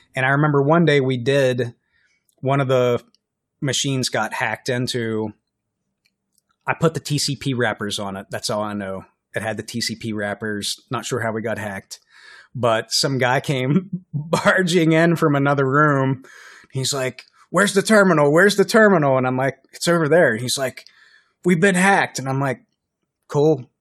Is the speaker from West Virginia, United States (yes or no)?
yes; West Virginia, United States; now in Minnesota, United States; I'm from West Virginia